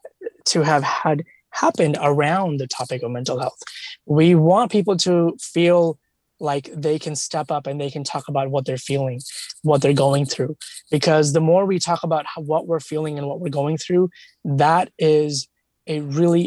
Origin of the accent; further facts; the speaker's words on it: India; I come from India